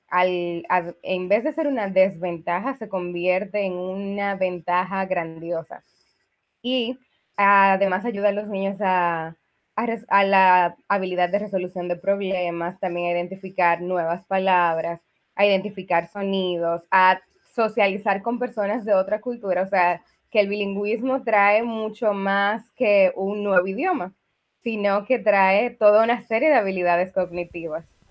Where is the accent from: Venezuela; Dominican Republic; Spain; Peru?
Dominican Republic; soy dominicana. Eh, estudié aquí en República Dominicana